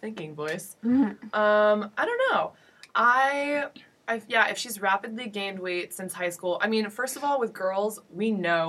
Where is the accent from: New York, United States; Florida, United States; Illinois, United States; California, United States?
Florida, United States; Orlando; I'm from Orlando